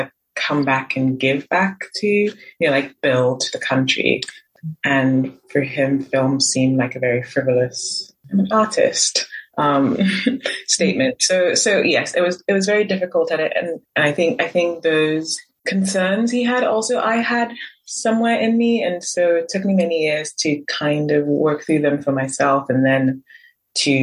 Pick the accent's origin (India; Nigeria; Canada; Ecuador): Nigeria; growing up in Nigeria, having Nigerian family